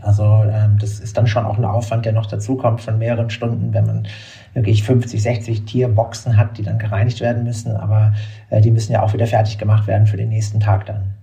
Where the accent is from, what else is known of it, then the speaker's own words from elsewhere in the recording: Berlin, Germany; ich bin in Berlin aufgewachsen, äh, zur Zeit, als noch die Mauer stand